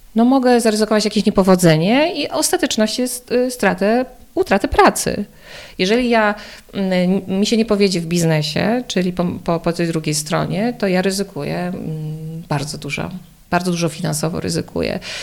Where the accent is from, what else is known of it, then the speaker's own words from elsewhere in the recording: Podkarpacie, Subcarpathian Voivodeship, Poland; moved away as an adult; now in Warsaw, Poland; Mieszkam w Warszawie, chociaż pochodzę z Podkarpacia